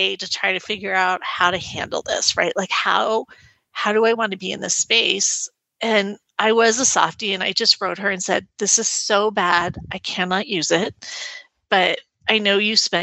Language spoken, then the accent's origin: English; United States; I'm the American